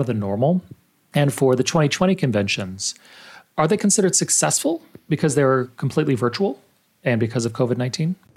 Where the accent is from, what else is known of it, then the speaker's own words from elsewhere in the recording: El Paso, Texas, United States; I grew up in El Paso, Texas, which is now about eighty-five percent Hispanic.